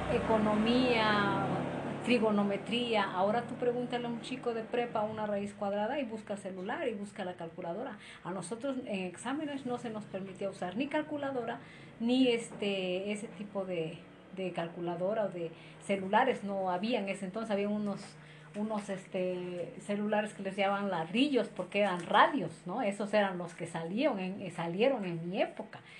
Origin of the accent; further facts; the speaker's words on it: Izúcar de Matamoros, Puebla, Mexico; Soy originaria de Izúcar de Matamoros y actualmente resido en Izúcar de Matamoros